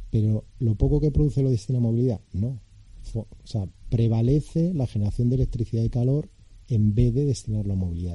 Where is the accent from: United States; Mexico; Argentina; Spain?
Spain; somos españoles